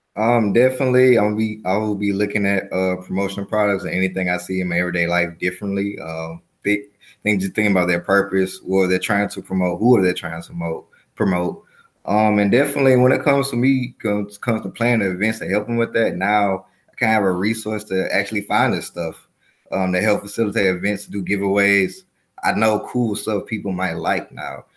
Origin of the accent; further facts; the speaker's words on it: Mobile, Alabama, United States; moved away as an adult; also born or lived in Chicago, Illinois; now in Atlanta, United States; I'm a native of Mobile, Alabama